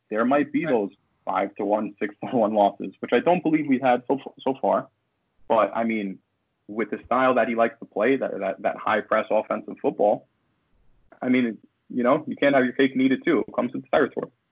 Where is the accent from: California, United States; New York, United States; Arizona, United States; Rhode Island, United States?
New York, United States; White Plains; also born or lived in Bronx, New York; I was born in the Bronx, raised in White Plains, New York, and it's of course my local hospital